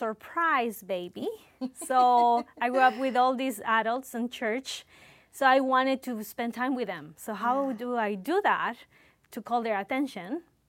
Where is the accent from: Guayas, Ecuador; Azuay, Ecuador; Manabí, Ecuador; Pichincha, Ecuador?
Pichincha, Ecuador; Quito; now in Canada; I was born in Quito, Ecuador, the mm-hmm. capital. That's in South America.